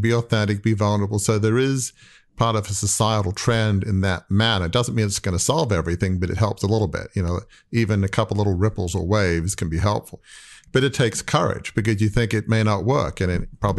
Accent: Australia; I grew up in Australia from a very wealthy, affluent, you know, 150-year-old media dynasty

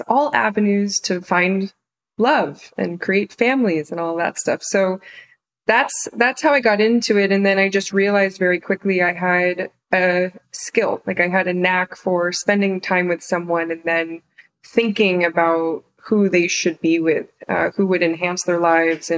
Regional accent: the Poconos, Pennsylvania, United States; moved away as an adult; also born or lived in New York City; I grew up mostly in Pennsylvania, in the Poconos

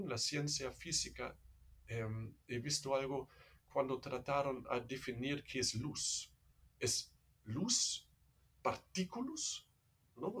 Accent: Germany; Spanish is a second language; moved away as an adult; also born or lived in Netherlands; now in Peru; soy alemán, entonces no es como eh, quizás se escucha de mi acento, no soy peruano

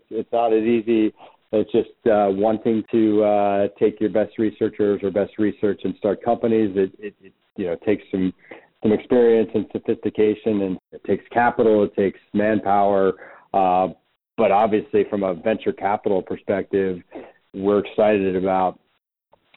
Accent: Cincinnati, Ohio, United States; moved away; I'm from the Midwest originally, grew up in Cincinnati

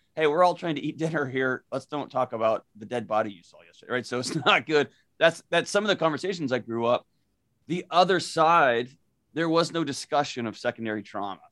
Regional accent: Houston, Texas, United States; moved away as an adult; now in Nashville, United States; I was born and raised in Houston

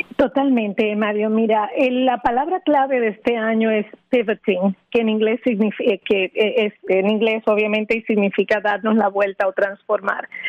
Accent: Dominican Republic; moved away as an adult; now in Florida, United States; al mudarme aquí de mi país natal, República Dominicana

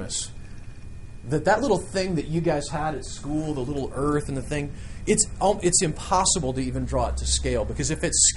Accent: Nebraska, United States; I grew up in Nebraska where we didn't have much but, you know, a couple of cows.

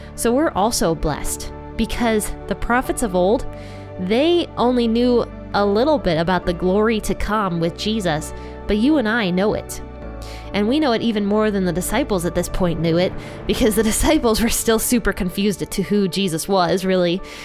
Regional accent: Ohio, United States; I love Ohio because it's my home state

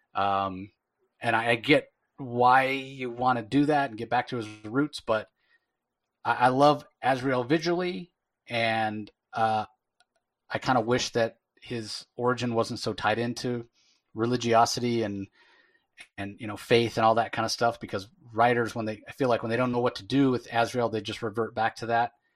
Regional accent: United States; an American

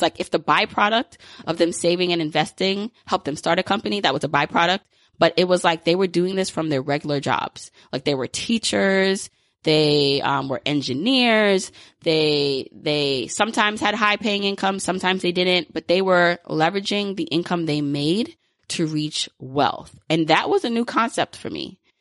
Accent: New York, United States; I grew up in New York

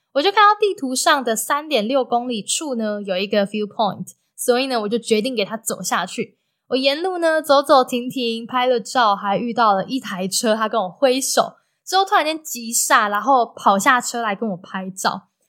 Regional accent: Taiwan; 我就说，台湾

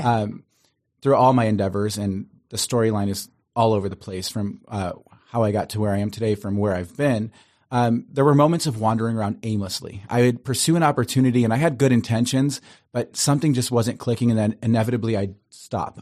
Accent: Cleveland, Ohio, United States; now in Los Angeles, United States; I grew up in Cleveland, Ohio, beautiful Italian family

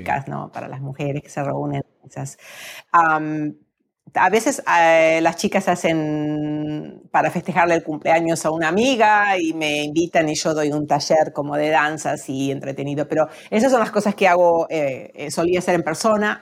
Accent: Argentina; moved away as an adult; en mi país tenemos el tango, pero también tenemos las danzas folclóricas que son más como regionales

